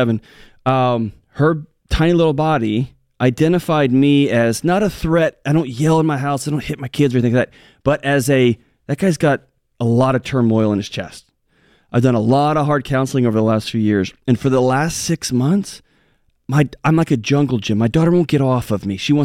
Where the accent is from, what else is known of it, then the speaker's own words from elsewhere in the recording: Texas, United States; I'm from Texas.